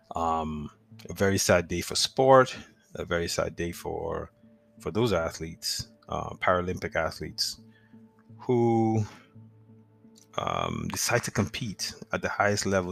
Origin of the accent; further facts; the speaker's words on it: Nigeria; moved away; growing up in Nigeria, I used to visit the National Stadium, which is in Lagos or was in Lagos